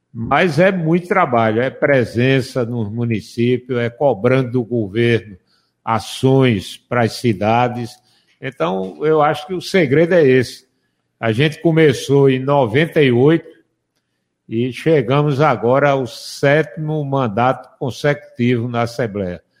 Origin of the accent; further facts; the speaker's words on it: Macaparana, Pernambuco, Brazil; É da minha terra.